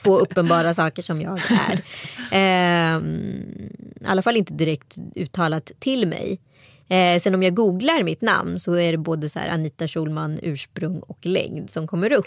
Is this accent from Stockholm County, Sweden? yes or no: no; Strömstad, Västra Götaland, Sweden; jag har vuxit upp i Strömstad kommun